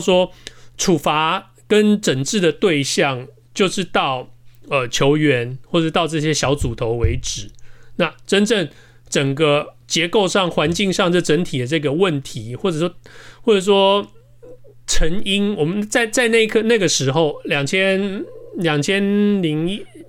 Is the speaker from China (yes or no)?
no; Taiwan; now in United States; 对于我一个来自台湾的人来说